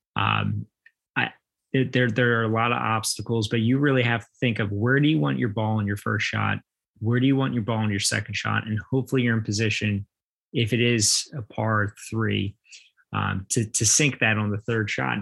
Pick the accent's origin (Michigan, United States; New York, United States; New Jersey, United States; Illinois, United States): New Jersey, United States; growing up in South Jersey, especially on the Ocean City Boardwalk